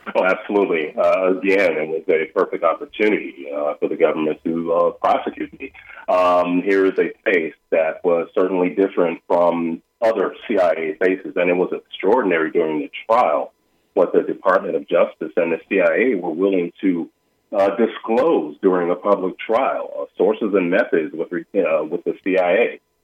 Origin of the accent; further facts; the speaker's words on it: United States; starting at my childhood, growing up in America, African American